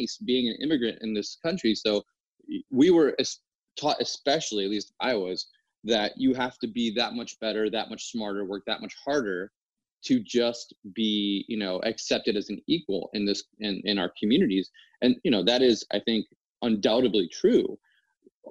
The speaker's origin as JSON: {"language": "English", "region": "New Jersey", "country": "United States", "tie": "born or raised there", "said": "growing up in New Jersey, where I did"}